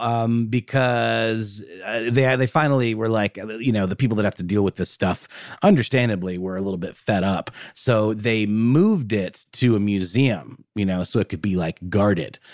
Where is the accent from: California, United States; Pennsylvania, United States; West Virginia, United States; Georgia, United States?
Georgia, United States; Augusta; in my hometown in Augusta, Georgia